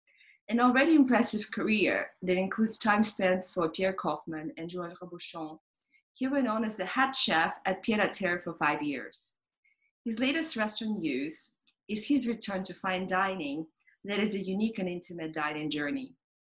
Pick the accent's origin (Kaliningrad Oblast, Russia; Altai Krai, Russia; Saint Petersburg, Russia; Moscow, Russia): Moscow, Russia; moved away; I grew up in Moscow in much colder climates